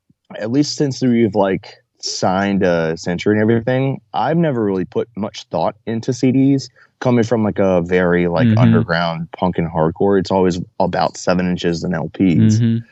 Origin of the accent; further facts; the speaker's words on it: Baltimore, Maryland, United States; born there; also born or lived in Dover / St. Paul, Minnesota / Fredericksburg, Virginia / Chesapeake, Virginia; I was born in Baltimore. And then we moved to Dover, and then to St. Paul, Minneapolis, and then